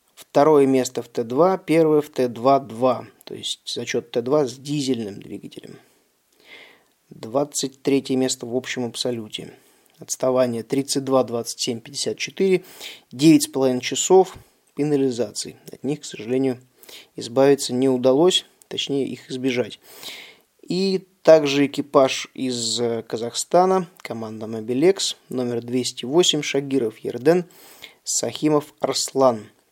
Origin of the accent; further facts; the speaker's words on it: Russia; Я, соответственно, из России и выступаю под российской лицензией